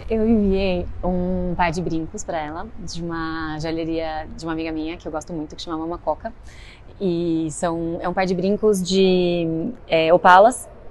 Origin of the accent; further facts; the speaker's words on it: interior of São Paulo, Brazil; Eu sou do interior de São Paulo